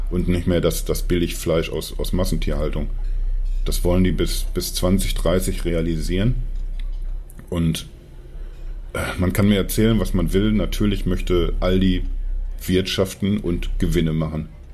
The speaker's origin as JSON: {"language": "German", "town": "Dortmund", "region": "North Rhine-Westphalia", "country": "Germany", "tie": "born or raised there", "said": "ich komme ja, also gebürtig aus Dortmund, habe sehr lange zwar irgendwie so in der Nähe von Dortmund gewohnt"}